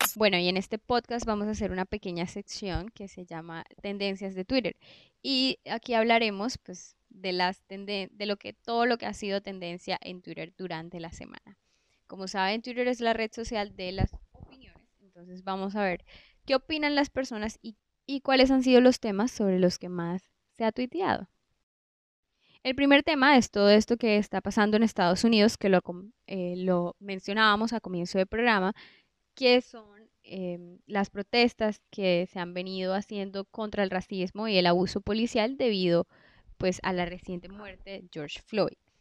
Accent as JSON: {"language": "Spanish", "country": "Colombia", "said": "en Colombia somos un país que tenemos una biodiversidad increíble, que incluso uno mismo como colombiano"}